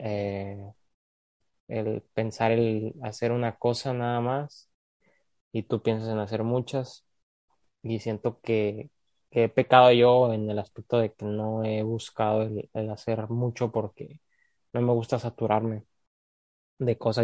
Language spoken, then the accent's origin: Spanish; Mexico; moved away as an adult; now in United States; como mexicano